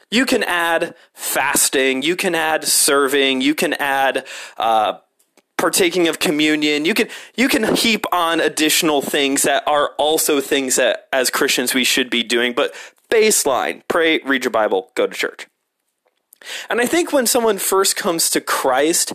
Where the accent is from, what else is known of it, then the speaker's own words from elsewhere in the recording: Hammond, Indiana, United States; I grew up in Hammond